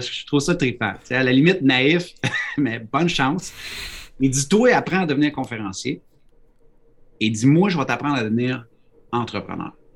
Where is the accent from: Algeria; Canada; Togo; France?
Canada; Quebec; now in New Brunswick, Canada; je suis un Québécois, mais je suis au Nouveau-Brunswick.